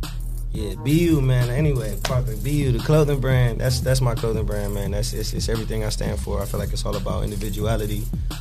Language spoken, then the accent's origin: English; Toledo, Ohio, United States; I'm from Toledo, Ohio. I'm from here. I grew up on the north and then moved to the west.